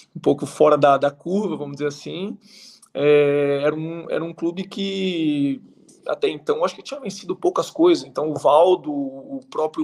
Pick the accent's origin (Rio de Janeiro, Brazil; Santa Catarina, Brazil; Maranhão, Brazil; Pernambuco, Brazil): Santa Catarina, Brazil; Águas Mornas; moved away as an adult; also born or lived in Qatar; now in United Arab Emirates; A cidade se chama Águas Mornas, eu nasci lá, minha família